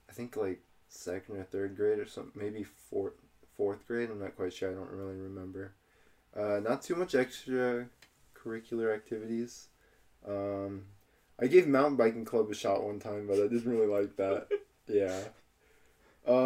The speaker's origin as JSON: {"language": "English", "town": "Wenatchee", "region": "Washington", "country": "United States", "tie": "born or raised there", "said": "I've lived in Wenatchee my entire life."}